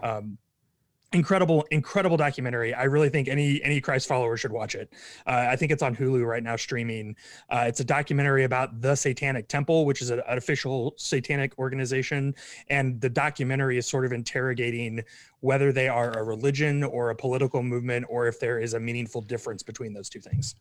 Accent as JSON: {"language": "English", "town": "Kansas City", "region": "Missouri", "country": "United States", "tie": "born or raised there", "also_born_or_lived": "Dayton, Ohio", "moved": "as an adult", "lives_now": "Texas, United States", "said": "grew up in Kansas City, Missouri."}